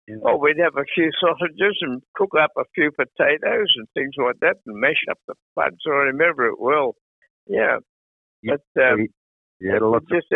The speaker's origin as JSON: {"language": "English", "town": "Moree", "region": "New South Wales", "country": "Australia", "tie": "born or raised there", "also_born_or_lived": "Manly, New South Wales", "moved": "yes", "said": "I was born in Manly, and but we lived up in Moree from the early days of my youth."}